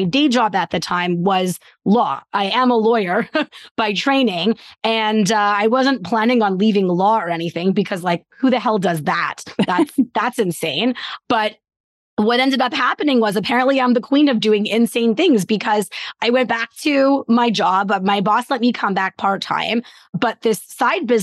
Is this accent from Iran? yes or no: no; Canada; I am Canadian